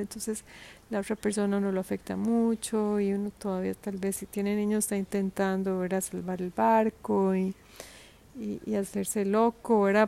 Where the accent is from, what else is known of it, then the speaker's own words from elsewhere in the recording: Costa Rica; moved away; Costa Rica, que es un país donde yo nací